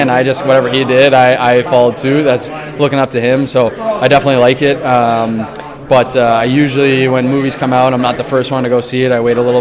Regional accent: New England, United States; I'm from New England

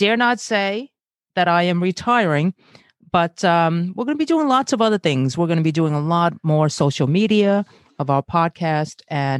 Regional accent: Brooklyn, New York, United States; Yes, you were born and raised in Long Island, and I'm from Brooklyn, and you are not in the same neighborhood, okay?

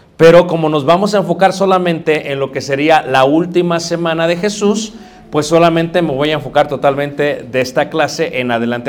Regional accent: Mexico City, Mexico; crecí en Ciudad de México

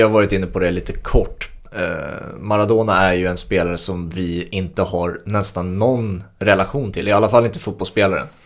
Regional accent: Sweden; för mig som sticker ut som svensk

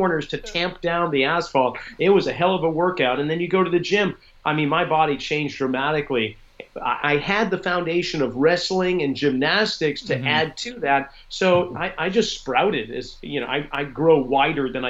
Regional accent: Boston, Massachusetts, United States; moved away; growing up in Boston

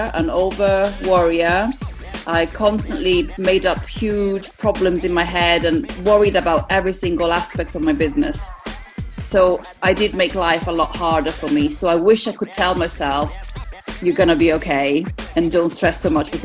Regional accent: Italy; also born or lived in East Midlands, United Kingdom; now in United Kingdom; I'm from Italy originally.

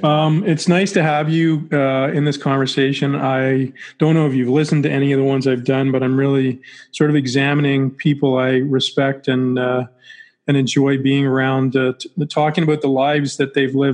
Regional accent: Ottawa, Ontario, Canada; We were both from Ottawa

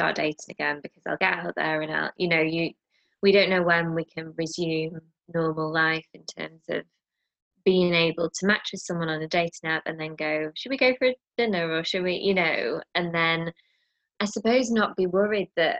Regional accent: United Kingdom; as a Brit

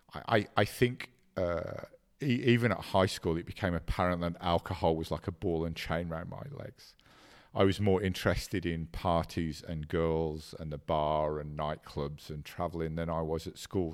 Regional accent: England, United Kingdom; also born or lived in Ireland; I was born in Ireland and raised in, in England, and we were an Irish immigrant family

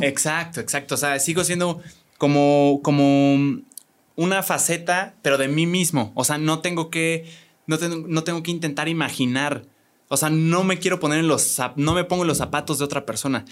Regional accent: Querétaro, Mexico; aquí somos dos queretanos

